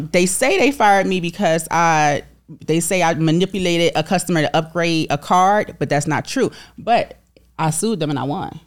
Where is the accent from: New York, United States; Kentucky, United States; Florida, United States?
Florida, United States; Miami; I'm from, I'm from Overtown, Miami